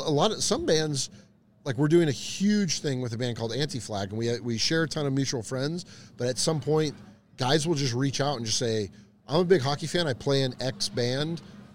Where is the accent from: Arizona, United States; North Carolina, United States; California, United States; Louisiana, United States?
California, United States; Orange County; Born and raised in Orange County